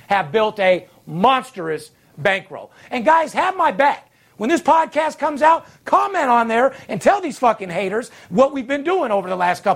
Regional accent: Las Vegas, Nevada, United States; I'm third generation, born and raised in Las Vegas.

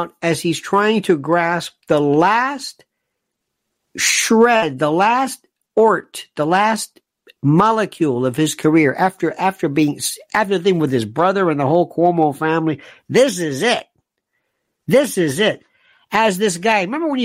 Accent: United States; I'm an American

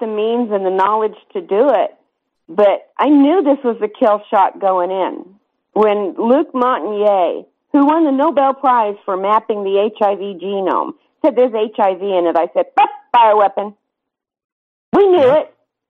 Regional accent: Grand Junction, Colorado, United States; I am a Grand Junction native. I have four generations of ancestors buried in that sacred soil

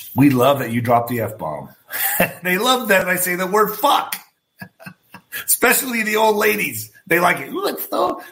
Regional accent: El Paso, Texas, United States; my hometown of El Paso

